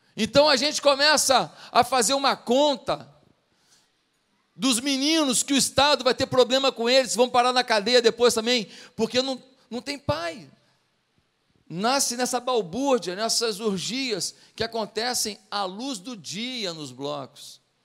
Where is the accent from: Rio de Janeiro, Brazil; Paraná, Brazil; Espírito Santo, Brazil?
Rio de Janeiro, Brazil; quando eu era pequeno lá em Marechal Hermes